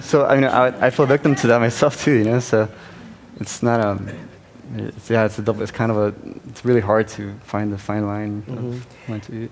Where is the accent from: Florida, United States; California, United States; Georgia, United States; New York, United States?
California, United States; Los Angeles; I was born and raised in East LA.